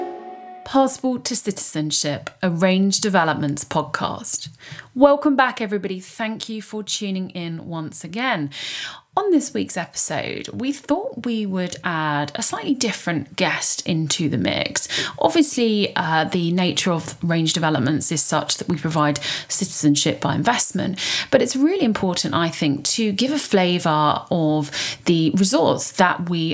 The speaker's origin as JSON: {"language": "English", "country": "United Kingdom", "said": "I'm British"}